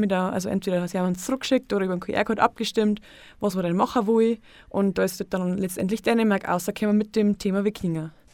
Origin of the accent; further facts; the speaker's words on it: Untergriesbach, Bavaria, Germany; in Untergrissbach, eben wo ich herkomme